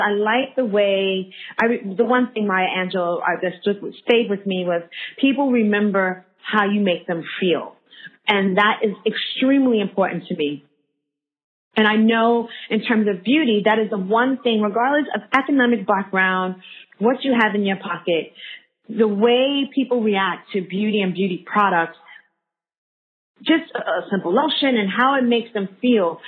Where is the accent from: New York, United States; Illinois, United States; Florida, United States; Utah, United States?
New York, United States; New York City; moved away as an adult; also born or lived in Washington Heights; now in Sydney, Australia; I'm from Harlem, born and raised. Grew up for a hot second in Washington Heights